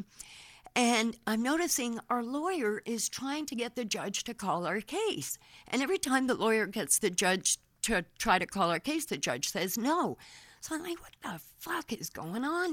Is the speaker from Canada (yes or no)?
yes; Canada; moved away; also born or lived in Florida; I was from Canada